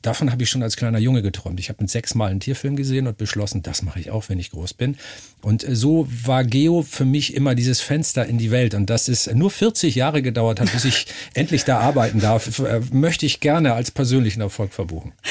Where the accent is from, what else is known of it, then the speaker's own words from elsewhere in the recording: Northern Germany, Germany; ich bin Norddeutscher, also meine Familie lebt seit äh, gefühlt drei Millionen Jahren hinterm Deich. Wahrscheinlich die Amöben direkt aus dem Schlick der Nordsee an Land. Also da komme ich her